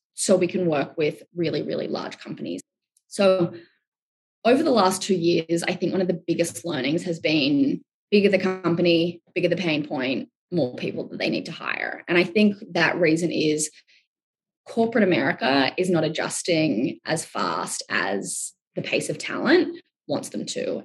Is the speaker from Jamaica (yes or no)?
no; Australia; I'm Australian